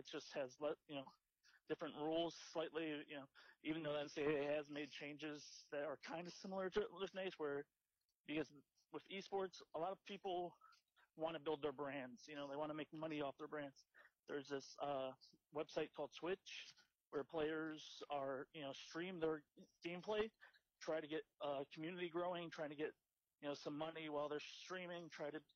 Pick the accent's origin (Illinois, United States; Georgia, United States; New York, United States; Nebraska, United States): Illinois, United States; Chicago; I'm from Chicago